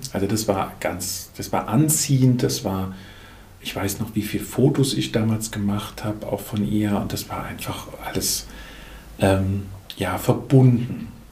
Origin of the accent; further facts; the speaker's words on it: Lahnstein, Rhineland-Palatinate, Germany; now in Urbar, Germany; Bin aufgewachsen ursprünglich in Lahnstein, bin da auch in der Großfamilie groß geworden